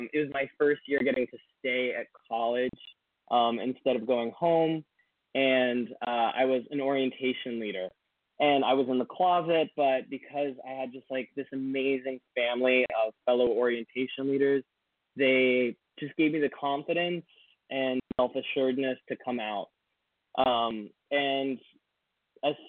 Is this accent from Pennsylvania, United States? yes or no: no; Washington, District of Columbia, United States; I grew up in the Washington, D.C. area. I've lived in all of the suburbs